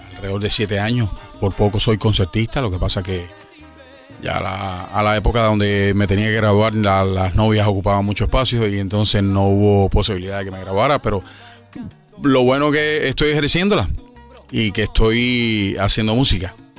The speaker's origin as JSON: {"language": "Spanish", "region": "Havana", "country": "Cuba", "tie": "born or raised there", "said": "Yo soy cubano, nací en La Habana"}